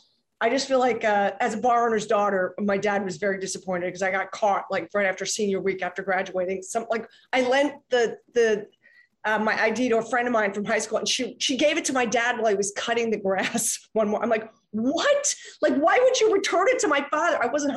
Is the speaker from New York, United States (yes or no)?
no; Philadelphia, Pennsylvania, United States; I'm from Philly. I am.